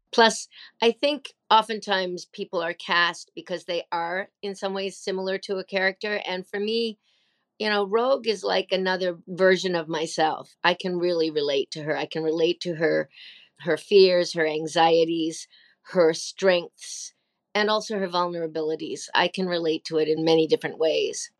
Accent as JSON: {"language": "English", "region": "Nova Scotia", "country": "Canada", "tie": "born or raised there", "also_born_or_lived": "Australia", "said": "I moved home to Nova Scotia, Canada, where I had grown up"}